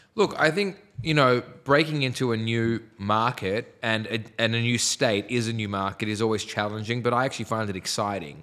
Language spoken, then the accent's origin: English; Sydney, New South Wales, Australia; I was from the North Shore